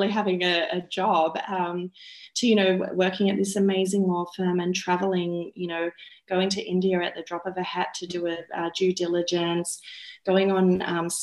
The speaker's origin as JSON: {"language": "English", "town": "Sydney", "region": "New South Wales", "country": "Australia", "tie": "born or raised there", "said": "I grew up in Sydney's western suburbs."}